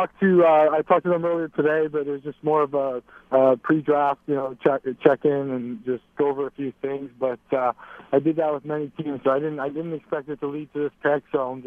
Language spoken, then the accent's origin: English; Hamilton, Ontario, Canada; Definitely just growing up in Hamilton and being there, like when his dad was coaching there and playing there.